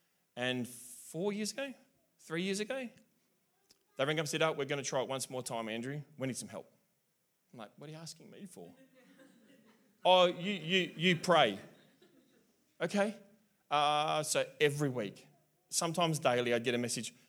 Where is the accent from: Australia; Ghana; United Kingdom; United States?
Australia; South Australia; I'm South Australian.